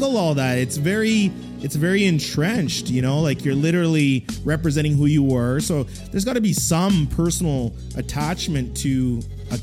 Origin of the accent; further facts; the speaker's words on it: Edmonton, Alberta, Canada; I didn't grow up in Toronto, so I grew up out in Edmonton